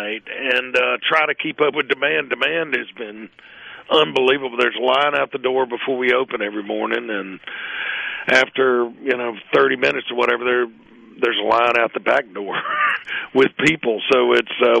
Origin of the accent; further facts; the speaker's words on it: Hattiesburg, Mississippi, United States; I grew up in Midtown Hattiesburg